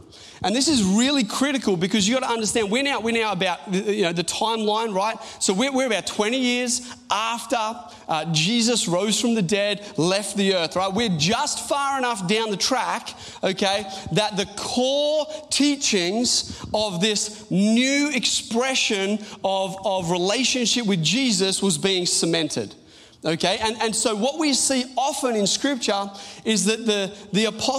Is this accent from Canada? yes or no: no; Australia; also born or lived in Newcastle; we're Australian